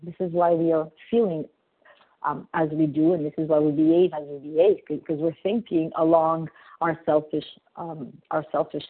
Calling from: Montreal, Quebec, Canada; I'm calling from Montreal, Canada.

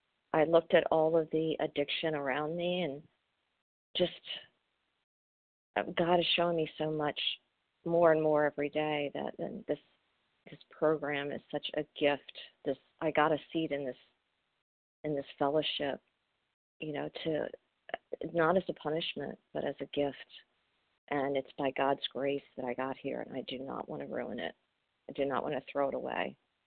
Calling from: Maryland, United States; I'm from Maryland.

